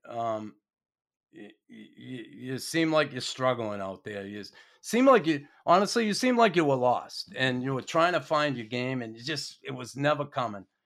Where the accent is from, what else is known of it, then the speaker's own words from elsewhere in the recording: United States; now in Montreal, Canada; being an American